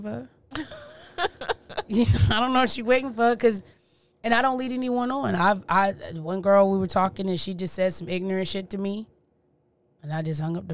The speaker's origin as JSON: {"language": "English", "region": "Tennessee", "country": "United States", "said": "From Tennessee, dude. Like, we're not from Memphis. You know what I'm saying? We from a chill spot"}